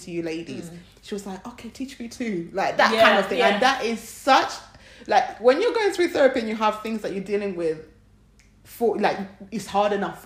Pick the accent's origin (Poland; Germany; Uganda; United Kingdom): Uganda; moved away; we grew up in Uganda, and we know that we live in a country that's not ours